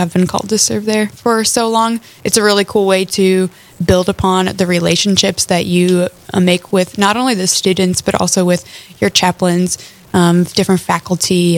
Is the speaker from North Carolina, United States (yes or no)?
no; Lincoln, Nebraska, United States; moved away as an adult; now in Fargo, United States; I'm originally from Lincoln, Nebraska, where I grew up and went to college at the University of Nebraska-Lincoln